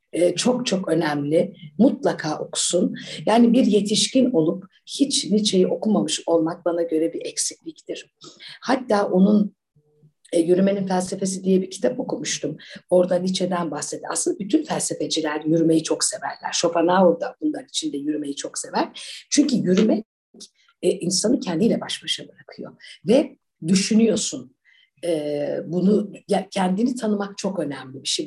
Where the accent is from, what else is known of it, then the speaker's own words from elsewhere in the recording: Ankara, Turkey; also born or lived in United Kingdom / United States; Ben e, Ankara'da okudum hep çocukluğum. Her şey Ankara'da geçti. Ben Ankaralıyım.